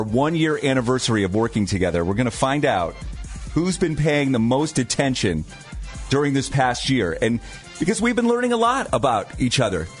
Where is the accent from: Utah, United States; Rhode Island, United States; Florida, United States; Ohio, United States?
Ohio, United States; Canton; born or raised there; now in Rocky River, United States